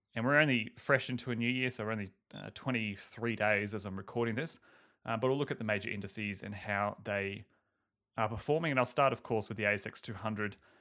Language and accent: English; Australia; I'm Australian